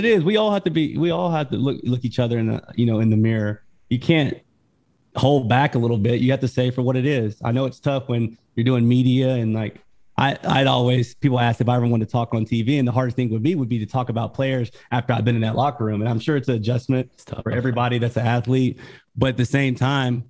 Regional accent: Brownwood, Texas, United States; I'm from Brownwood, Texas, blue collar

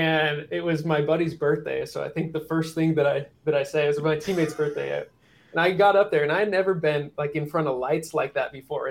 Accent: Salt Lake City, Utah, United States; moved away as an adult; also born or lived in California; I grew up in Salt Lake City

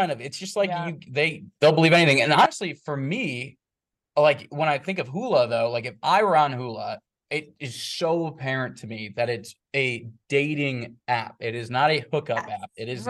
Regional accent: Chicago, Illinois, United States; So, like, I'm from Chicago, he's from Ohio.

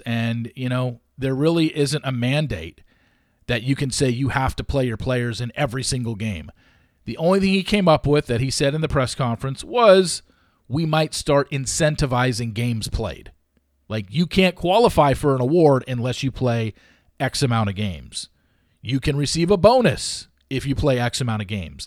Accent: Southern California, United States; growing up in Southern California, working in sports talk radio during Kobe's prime years

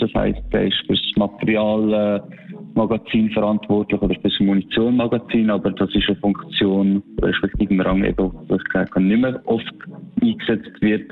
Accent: Switzerland; weil das meine Heimat ist

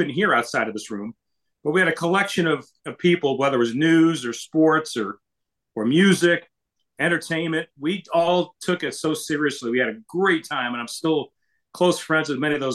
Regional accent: Orlando, Florida, United States; also born or lived in Long Island, New York / Des Moines, Iowa / Dallas, Texas; now in Phoenix, United States; I grew up in Orlando. My dad got transferred as a civilian working for the Navy from Long Island, New York

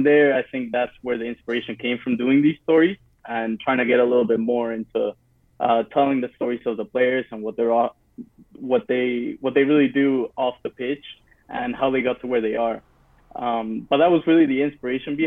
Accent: Peru; moved away; I grew up in Peru.

